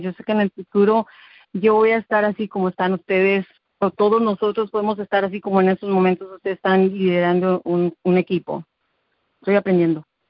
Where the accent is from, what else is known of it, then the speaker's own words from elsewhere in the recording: Mexico City, Mexico; moved away as an adult; now in Texas, United States; yo soy de, nací en el DF, soy mexicana. Tengo en Estados, Unidos 20 años